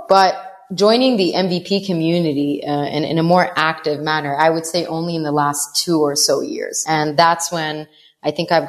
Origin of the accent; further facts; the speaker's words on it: Saudi Arabia; also born or lived in Jerusalem / Damascus, Syria / Canada; I'm originally Palestinian from Jerusalem, but I was born in Damascus, Syria, and I was raised in Saudi Arabia. I'm a Jordanian U.S. citizen, and I was educated in Canada and lived across 7 countries.